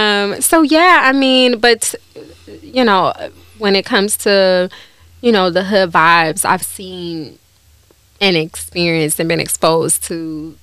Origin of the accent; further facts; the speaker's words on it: Cleveland, Ohio, United States; Well, honestly, I grew up in the hood.